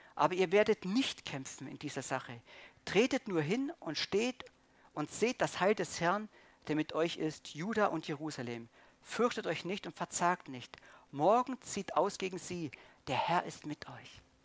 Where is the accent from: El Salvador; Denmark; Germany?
Germany; als Deutscher